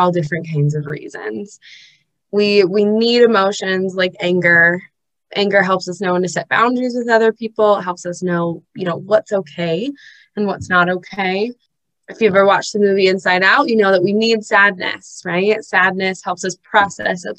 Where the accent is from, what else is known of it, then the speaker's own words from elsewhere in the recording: Los Angeles, California, United States; now in Utah, United States; I'm originally from Los Angeles